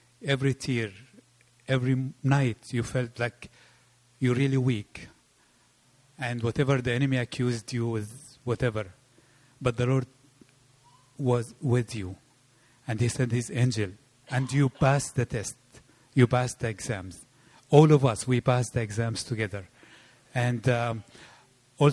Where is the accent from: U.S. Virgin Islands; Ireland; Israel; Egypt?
Egypt; moved away; I come from Egypt